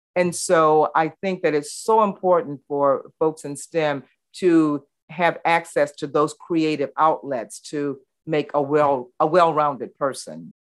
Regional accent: Baton Rouge, Louisiana, United States; growing up in the Jim Crow South, where Baton Rouge was very, very segregated, and I actually integrated Glen Oaks High School

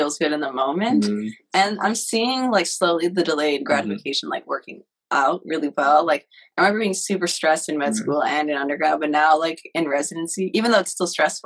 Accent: Cleveland, Ohio, United States; moved away as an adult; also born or lived in Atlanta, Georgia / Nashville, Tennessee; now in Brooklyn, New York, United States; I was born and raised in Cleveland, Ohio

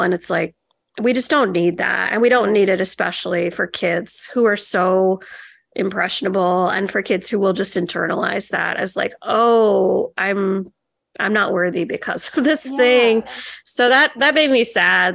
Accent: Illinois, United States; moved away as an adult; now in Maryland, United States; I'm from Illinois and I lived there my whole life. I moved here when I was 26

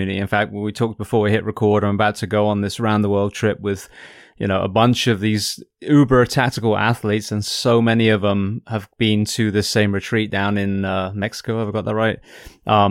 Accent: near Bristol, South West England, United Kingdom; close to where I grew up in England.

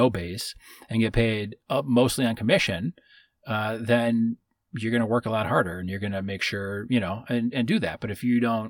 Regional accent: Midwest, United States; Growing up where we grew up in the Midwest

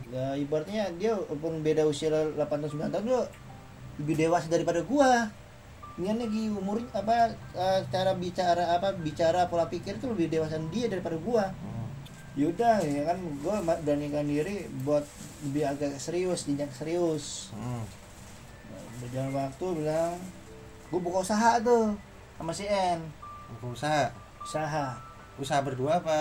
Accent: Java, Indonesia; manggil gue kan karena gue orang Jawa nih

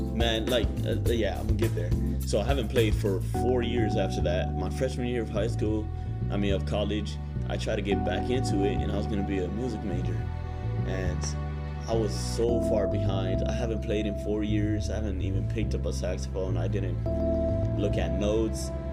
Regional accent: Phoenix, Arizona, United States; moved away as an adult; now in Lindsborg, United States; Growing up in Phoenix, Arizona, it, it was a big town

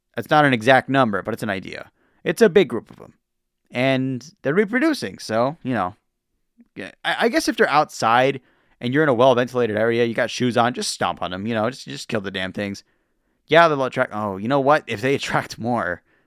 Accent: the West, United States; I'm from the West

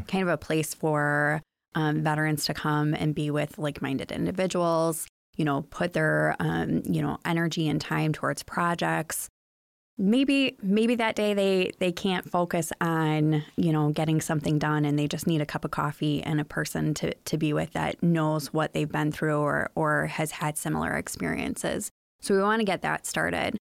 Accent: Chicago, Illinois, United States; moved away as an adult; now in Muskegon, United States; I grew up in the Chicagoland area

